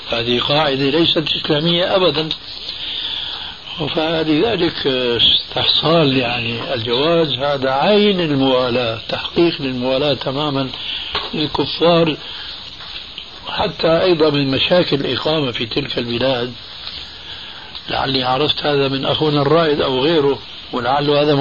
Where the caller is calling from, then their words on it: United States; وأقول من أمريكا.